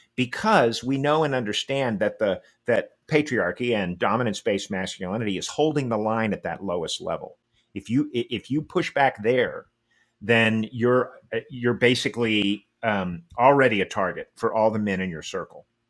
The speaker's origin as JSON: {"language": "English", "region": "Texas", "country": "United States", "tie": "born or raised there", "said": "I was born and raised in Texas"}